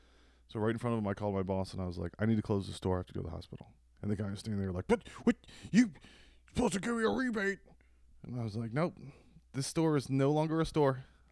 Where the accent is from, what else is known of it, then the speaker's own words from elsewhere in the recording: Reston, Virginia, United States; I tell people I'm from DC, I'm not. I'm from Reston.